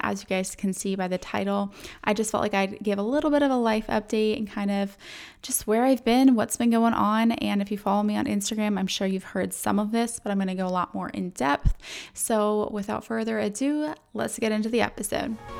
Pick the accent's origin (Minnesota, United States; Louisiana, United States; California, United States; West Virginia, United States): California, United States; San Diego; moved away; I'm from San Diego